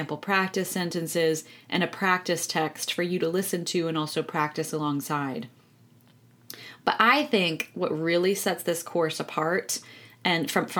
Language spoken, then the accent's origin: English; United States; moved away as an adult; also born or lived in London, United Kingdom; I'm an American voice and accent coach who has been based in London for the last 8 years. I've actually moved back stateside